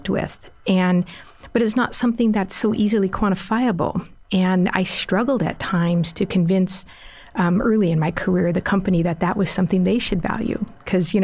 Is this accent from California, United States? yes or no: yes; Los Angeles, California, United States; also born or lived in San Diego; I grew up in Los Angeles, lived in San Diego